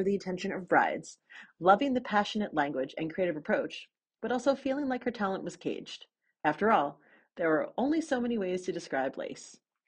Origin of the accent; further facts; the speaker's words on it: New York City, New York, United States; And so you're in New York City. Yes. My hometown.